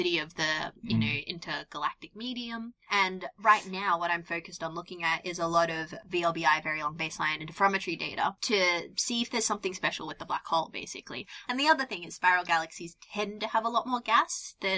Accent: Australia; moved away as an adult; also born or lived in Netherlands; now in United Kingdom; I grew up in Australia

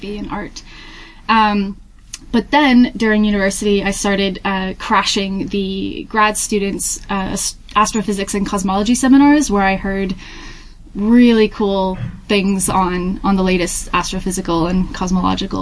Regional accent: Hampton, New Hampshire, United States; moved away as an adult; also born or lived in Tennessee; now in Manchester, United Kingdom; I'm originally from Hampton, New Hampshire in the U.S.

